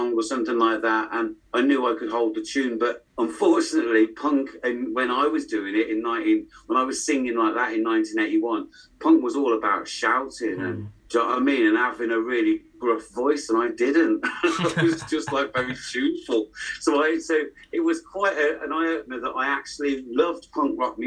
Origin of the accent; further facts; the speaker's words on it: West Midlands, United Kingdom; moved away; also born or lived in Headless Cross / London; I'm from the Midlands, so it's the home of rock, basically